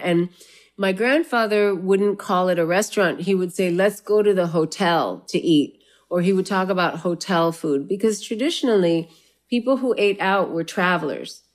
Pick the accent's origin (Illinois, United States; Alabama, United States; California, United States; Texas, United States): California, United States; La Puente; moved away as an adult; also born or lived in South India; now in New York, United States; I grew up in La Puente